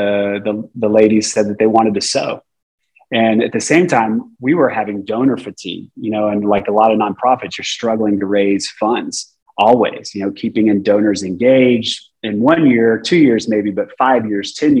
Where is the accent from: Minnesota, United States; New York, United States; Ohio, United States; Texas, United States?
Texas, United States; also born or lived in San Jose, California; I'm a Texan